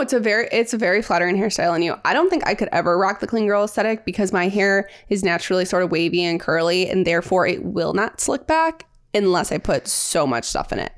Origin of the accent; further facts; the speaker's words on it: St. Louis, Missouri, United States; We are sisters. We are from Saint Louis.